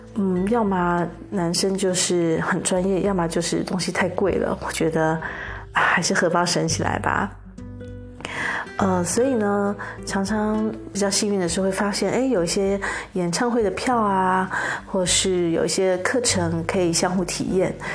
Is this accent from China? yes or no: no; Taiwan; 我们台湾人还是喜欢有点肥的，有点甜的